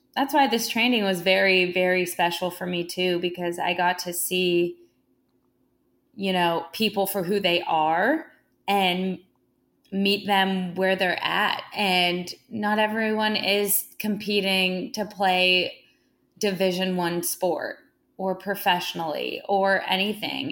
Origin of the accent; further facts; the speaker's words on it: Santa Monica, California, United States; I was born and raised in Santa Monica, California